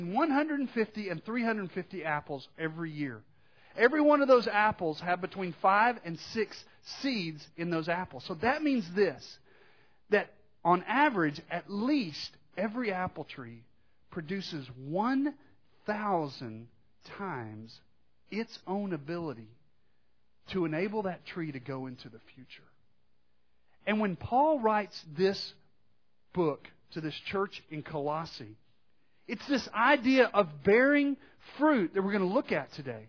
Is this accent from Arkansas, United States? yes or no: yes; Arkansas, United States; growing up in Arkansas